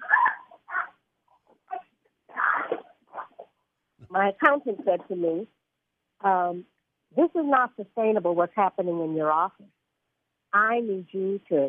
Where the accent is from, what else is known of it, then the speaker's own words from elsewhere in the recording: Muskegon, Michigan, United States; also born or lived in London / Barbados; I grew up in a little town called Muskegon, Michigan